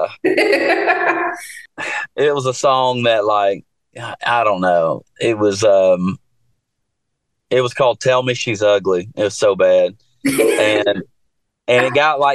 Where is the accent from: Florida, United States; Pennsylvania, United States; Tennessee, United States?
Tennessee, United States; Jackson; moved away as an adult; now in Nashville, United States; I'm from West Tennessee